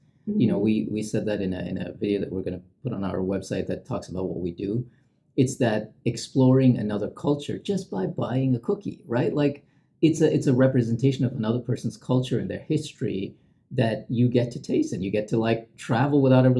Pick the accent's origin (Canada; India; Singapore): India; also born or lived in Middle East; I grew up in the Middle East, but I'm Indian. So we used to go back every summer to our grandparents' house.